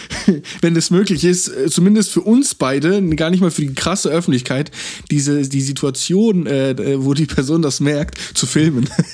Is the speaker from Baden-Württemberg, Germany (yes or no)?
yes; Freiburg, Baden-Württemberg, Germany; wir sind beide Freiburger